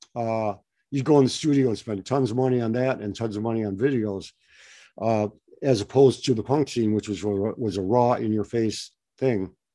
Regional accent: Detroit, Michigan, United States; now in West Coast, United States; I grew up in Detroit about uh, quite a while back.

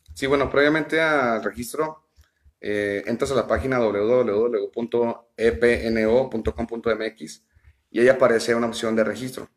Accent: Ciudad Juárez, Chihuahua, Mexico; soy nacido en, la ciudad de Chihuahua, eh, tengo viviendo aquí en Ciudad Juárez ya eh, pues, toda mi vida, de los dos años que me vine aquí

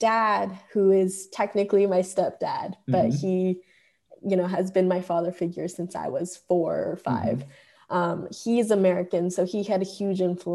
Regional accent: Tokyo, Japan; first language Japanese; moved away as an adult; also born or lived in London / Hawaii; I was born and raised in Japan for basically most of my life. I lived there until I was 18

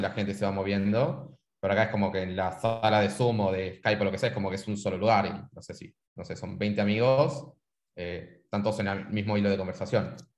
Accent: San Miguel de Tucumán, Tucumán, Argentina; moved away as an adult; now in Buenos Aires, Argentina; Yo en caso soy de Argentina, eh, de Tucumán. Este, nacido en Tucumán, qué sé yo, estoy viviendo en Buenos Aires hace 10 años

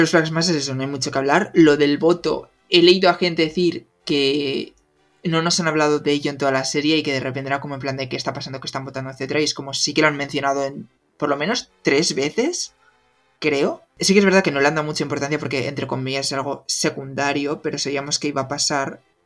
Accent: Spain; nosotros que somos de España

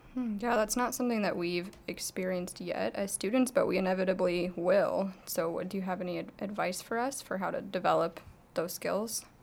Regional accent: Arizona, United States; I'm from Arizona

